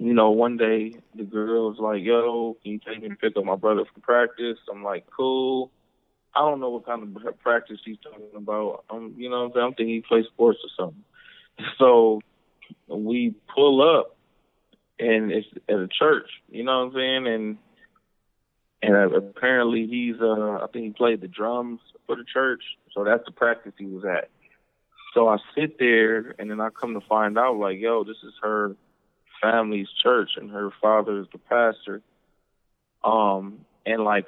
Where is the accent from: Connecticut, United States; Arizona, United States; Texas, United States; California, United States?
California, United States; Compton; also born or lived in Cudahy, California; now in Houston, United States; Born and raised in L.A.